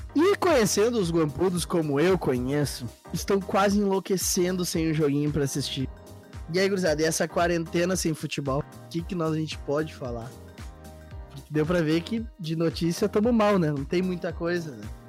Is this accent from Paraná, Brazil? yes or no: no; Gaúchos, Rio Grande do Sul, Brazil; como gaúchos que somos, como gremistas e colorados